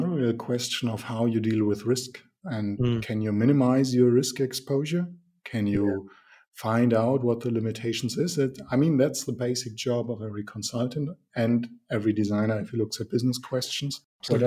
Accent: Nuremberg, Bavaria, Germany; I'm from Nuremberg

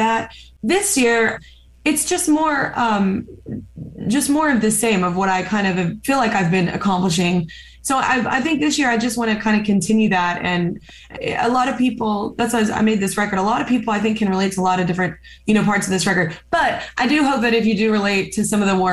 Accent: the South, United States; I'm also from the South

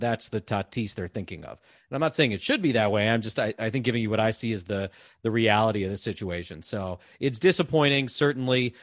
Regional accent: East Coast, United States; moved away as an adult; I grew up on the East Coast

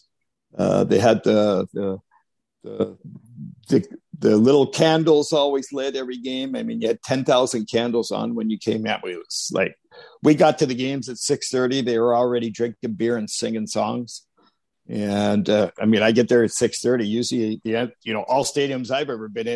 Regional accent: Arvida, Quebec, Canada; we grew up in Arvida, like I said, there was only snow, no grass

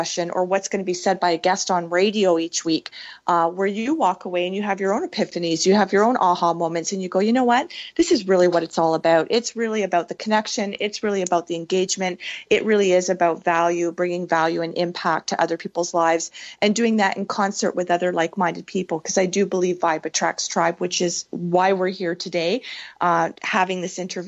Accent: Canada; I'm Canadian.

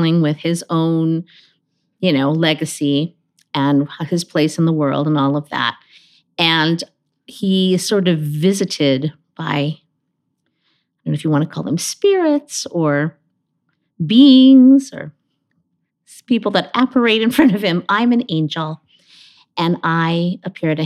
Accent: Honolulu, Hawaii, United States; I was born in Honolulu, Hawaii

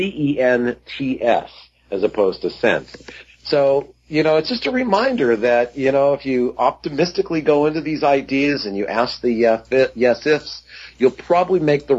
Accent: Southern California, United States; as I was growing up in Southern California

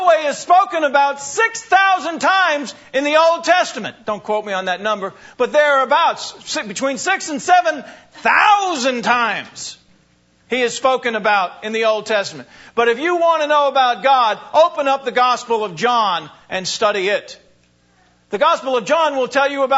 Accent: New Hyde Park, New York, United States; I was born in New High Park, Long Island

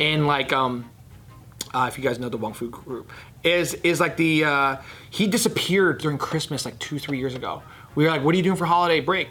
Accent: New Jersey, United States; I grew up in Jersey

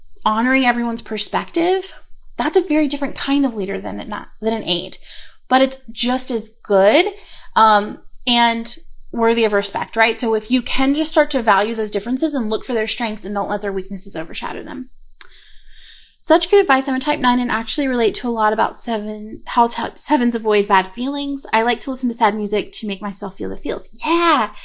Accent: the South, United States; accent: southern; My southern accent just went

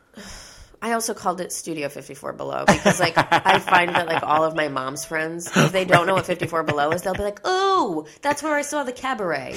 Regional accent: New York, United States; I'm from New York. So like all the people, all the people I grew up with, my family, my friends

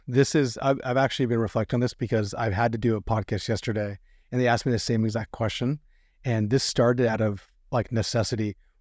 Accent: California, United States; myself as a Californian

